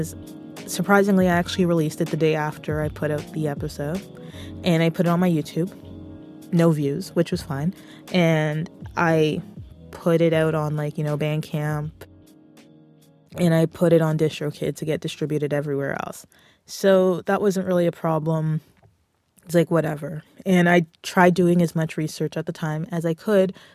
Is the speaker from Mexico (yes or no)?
no; Canada; I'm a Canadian music creator